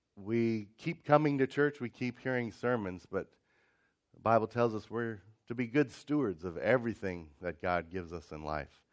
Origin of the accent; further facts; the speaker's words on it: Ohio, United States; I grew up in Ohio, and some of the winters we'd have quite a bit of snow